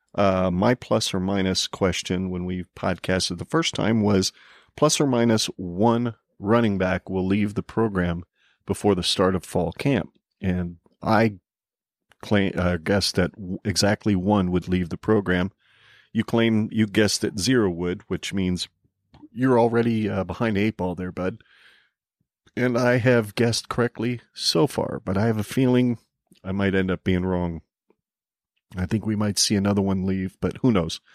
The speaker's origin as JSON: {"language": "English", "region": "Arizona", "country": "United States", "tie": "born or raised there", "moved": "yes", "lives_now": "Nebraska, United States", "said": "I was born and raised myself in Arizona"}